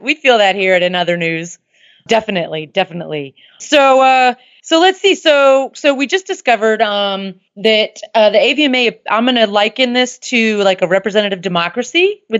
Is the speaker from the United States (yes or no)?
yes; the South, United States; Dr. Jason and I are from the South.